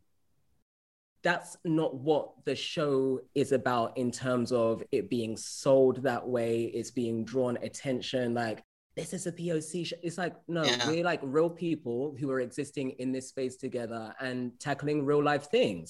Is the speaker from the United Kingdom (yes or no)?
yes; London, United Kingdom; moved away; I'm British originally, like I grew up in London